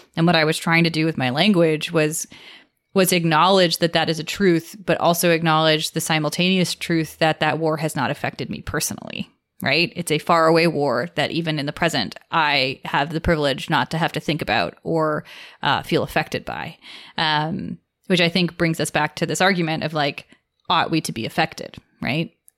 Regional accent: United States; the culture that, that I grew up in here in America.

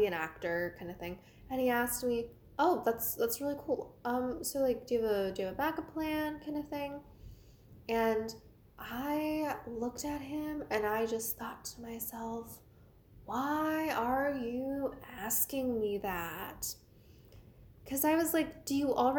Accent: Washington, District of Columbia, United States; I'm from the Washington, D.C. area

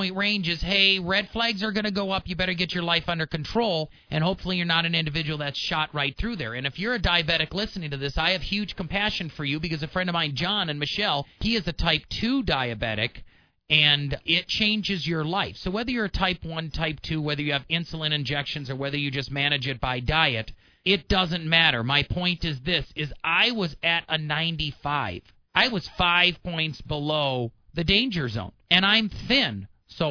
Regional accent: Wisconsin, United States; moved away; I was born and raised in Wisconsin

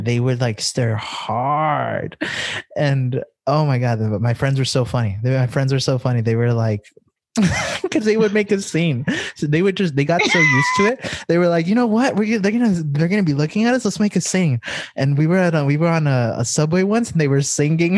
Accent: El Paso, Texas, United States; I grew up in El Paso

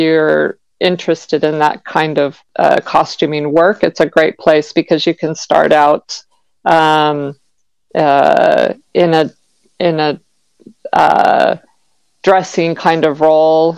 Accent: Southern California, United States; also born or lived in Long Beach; growing up in Southern California

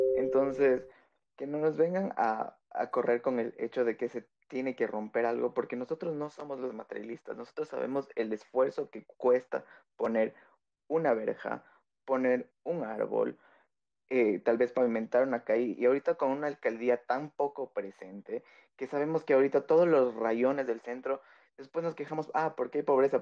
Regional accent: Quito, Pichincha, Ecuador; soy de Tequito, capitalino

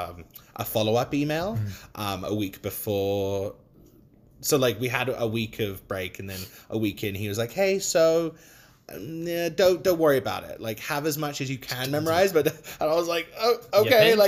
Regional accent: United Kingdom; accent: British; I was the only one that had a British accent. But the director loved my accent so much he wanted me to keep it

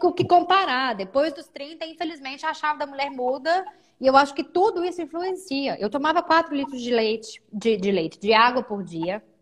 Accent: Belo Horizonte, Minas Gerais, Brazil; moved away as an adult; now in Maringá, Brazil; eu sou mineira, eu sou de BH

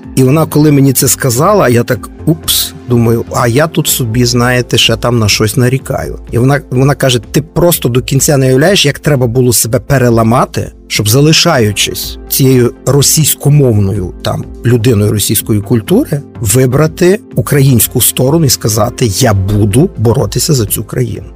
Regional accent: Lviv, Lviv Oblast, Ukraine; львів'янин в першому поколінні. Мої батьки Старосамбірського району

